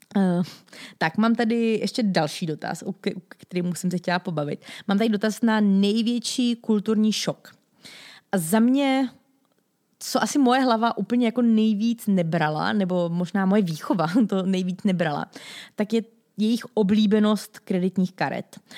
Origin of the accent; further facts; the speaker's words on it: Czechia; jako Češi